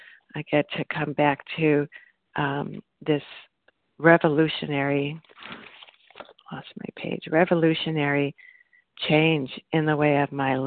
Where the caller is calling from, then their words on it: Illinois, United States; from Northwest Illinois.